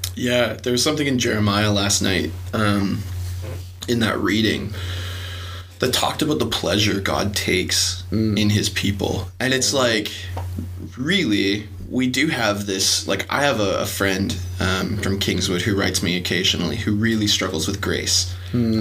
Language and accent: English; Canada; We're Canadian